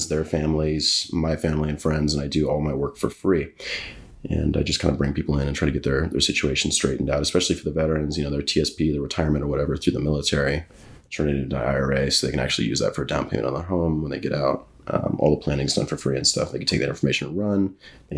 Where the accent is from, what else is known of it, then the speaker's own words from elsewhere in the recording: Scottsdale, Arizona, United States; moved away as an adult; also born or lived in North Carolina / Japan / Camp Pendleton, California; Arizona is home. Born and raised in Scottsdale